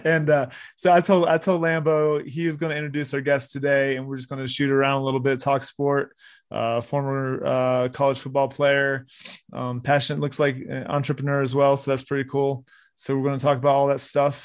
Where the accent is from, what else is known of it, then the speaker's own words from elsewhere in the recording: South Florida, United States; I grew up in South Florida